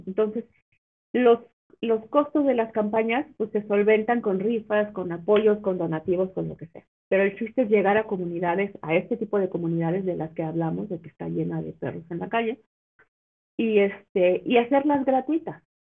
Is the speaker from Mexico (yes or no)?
yes; Pachuca, Hidalgo, Mexico; yo nací y crecí en Pachuca, en Pachuca Hidalgo